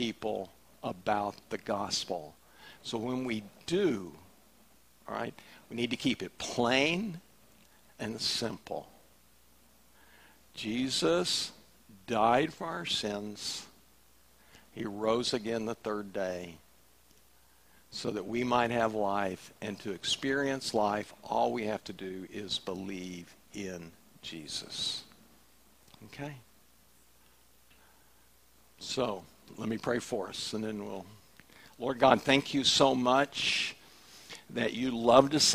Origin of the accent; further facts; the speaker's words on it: the South, United States; We're from the South